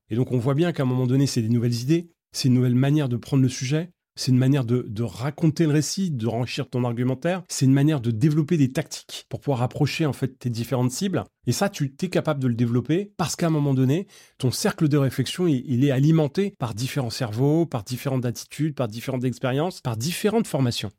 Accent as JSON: {"language": "French", "area": "Seine-Saint-Denis", "region": "Île-de-France", "country": "France", "tie": "born or raised there", "said": "Moi, j'ai grandi en Seine-Saint-Denis."}